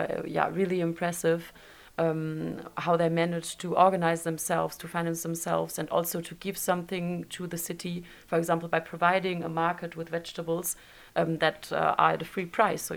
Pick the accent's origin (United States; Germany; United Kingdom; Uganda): Germany; now in Dijon, France; I'm not from Dijon, I'm from Germany, and plus I come from a little village